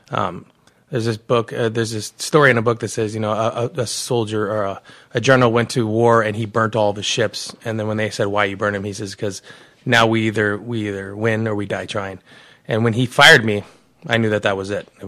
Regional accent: Arizona, United States; also born or lived in Hinesville, Georgia / Germany / California; I was born in Hinesville, Georgia, um, and then I moved to Germany, then California, and then I ended up landing in Arizona and I went to I lived here almost my entire life.

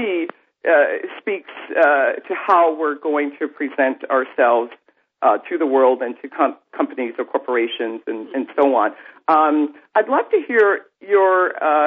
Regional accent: upstate New York, United States; now in New Jersey, United States; I grew up in New York State, not New York City, but upstate New York

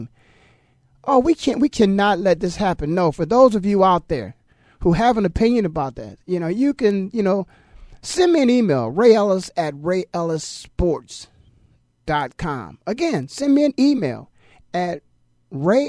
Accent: Canton, Ohio, United States; moved away as an adult; also born or lived in Philadelphia; I was born and raised in Canton, Ohio.

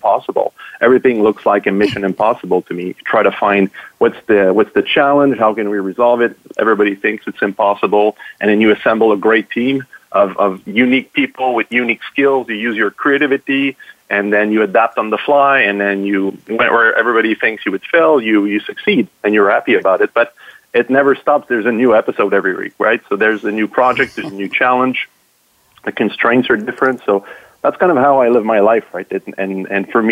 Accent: Montreal, Quebec, Canada; I'm born and raised in Montreal where Cirque du Soleil headquarters is

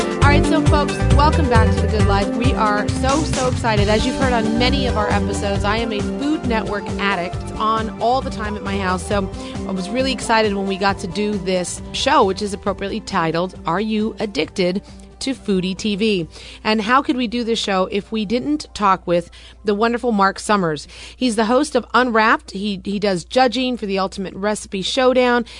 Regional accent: Los Angeles, California, United States; now in New Jersey, United States; I'm from Los Angeles, Forbes, and I never even heard of a Dina until I moved to New Jersey

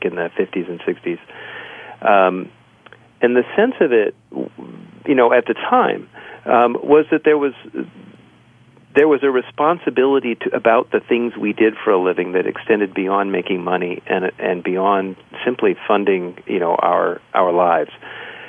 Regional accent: Southern California, United States; I grew up in Southern California

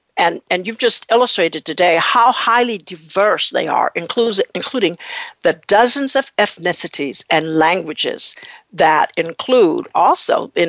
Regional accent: Berkeley, California, United States; I grew up in Berkeley, California, where there were a lot of Japanese and many Asian Americans in that community

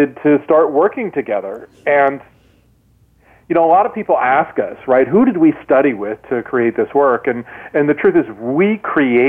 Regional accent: Midwest, United States; I grew up in the Midwest

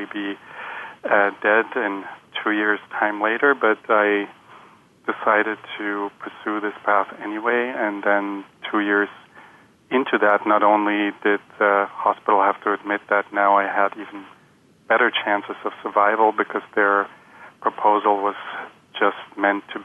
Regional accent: Germany; moved away as an adult; also born or lived in Chicago; I was born in Germany into a family of German MDs

